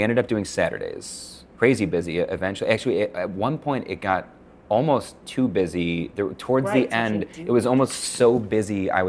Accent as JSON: {"language": "English", "town": "Buffalo", "region": "New York", "country": "United States", "lives_now": "Connecticut, United States", "said": "I came from Buffalo where there was a magician in every restaurant."}